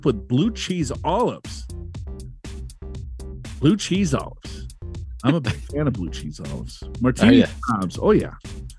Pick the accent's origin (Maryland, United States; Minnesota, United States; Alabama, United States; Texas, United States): Minnesota, United States; moved away; growing up in Minnesota